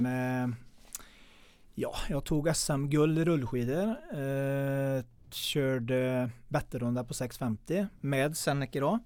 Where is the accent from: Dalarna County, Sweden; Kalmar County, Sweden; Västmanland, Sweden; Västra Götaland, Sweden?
Västra Götaland, Sweden; Mellerud; Jag är uppväxt i Mellerud